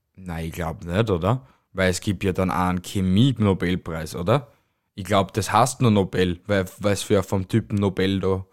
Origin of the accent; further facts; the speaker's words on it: Amstetten, Lower Austria, Austria; moved away; also born or lived in Styria; ich bin ja kein gebürtiger Steirer. Ich bin ja aus Amstetten, also in Amstetten geboren